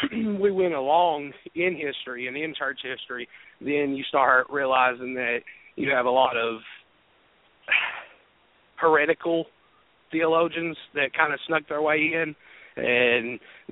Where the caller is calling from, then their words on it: Jefferson City, Tennessee, United States; City, Tennessee.